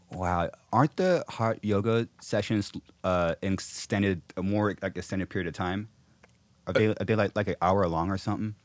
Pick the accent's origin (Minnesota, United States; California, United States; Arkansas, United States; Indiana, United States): California, United States; Corona; my hometown in Corona, Ca-, California.